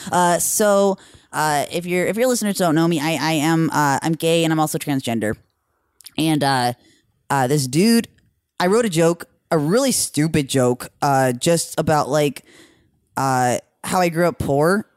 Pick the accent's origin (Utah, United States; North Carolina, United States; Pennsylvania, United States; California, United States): California, United States; Norco; I'm from Riverside County